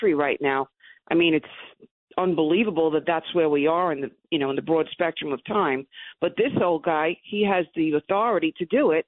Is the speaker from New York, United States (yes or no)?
yes; New York City, New York, United States; I'm a kid from Brooklyn. When we grew up, we always said, you know, good morning, sir